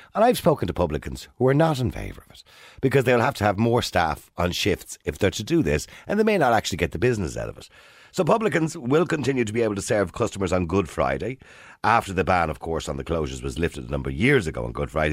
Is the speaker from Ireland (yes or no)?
yes; Ireland